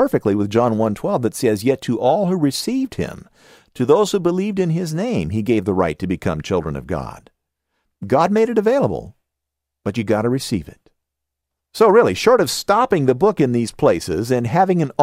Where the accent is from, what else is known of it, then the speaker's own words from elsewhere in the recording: Southern California, United States; accent: Southern California; my Southern California accent